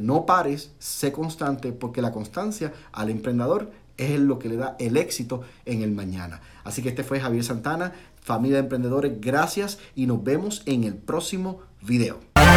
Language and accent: Spanish; Puerto Rico; moved away as an adult; now in Florida, United States; Cuando yo llegué aquí a la Florida, de Puerto Rico, somos puertorriqueños, mi esposa y yo, y mi familia